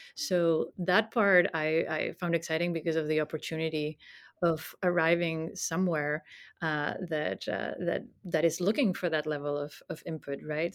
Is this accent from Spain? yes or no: yes; Spain; moved away as an adult; I was born in Spain and grew up there, studied there.